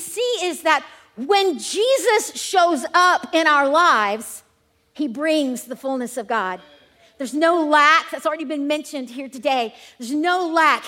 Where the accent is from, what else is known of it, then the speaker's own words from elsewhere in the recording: Gaffney, South Carolina, United States; I am from Gaffney, South Carolina